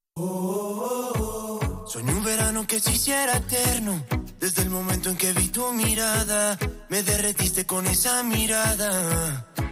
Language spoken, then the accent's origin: Spanish; Ceuta, Spain; yo soy un natural de Ceuta, nacido en el año 79. Llevo toda mi vida prácticamente aquí en Ceuta